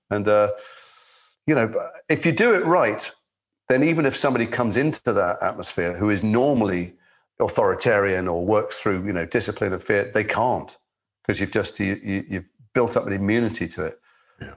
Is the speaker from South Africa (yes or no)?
no; Liverpool, North West England, United Kingdom; I'm from Liverpool. I was a kid. I was a teenager. I went to school with your co-star